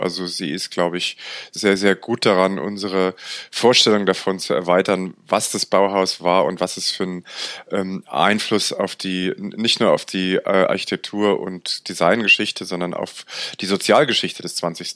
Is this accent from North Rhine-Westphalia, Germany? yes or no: no; Frankfurt, Hesse, Germany; ich bin in einer Siedlung in der Nähe von Frankfurt aufgewachsen